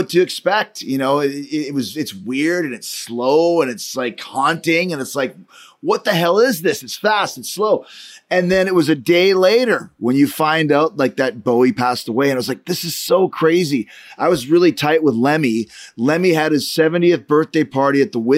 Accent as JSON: {"language": "English", "town": "Winnipeg", "region": "Manitoba", "country": "Canada", "tie": "born or raised there", "said": "I grew up in Winnipeg in Canada"}